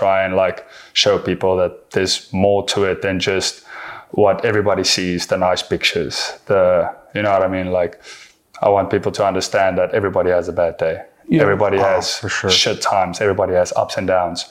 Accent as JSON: {"language": "English", "country": "South Africa", "moved": "as an adult", "lives_now": "United States", "said": "I'm from South Africa"}